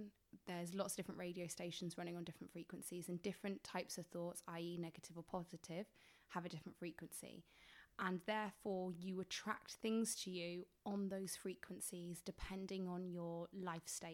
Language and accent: English; England, United Kingdom; I'm from England